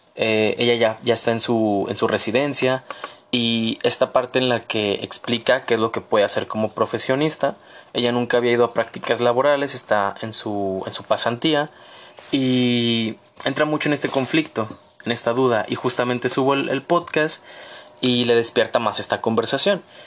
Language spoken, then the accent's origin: Spanish; Mexico; como mexicanos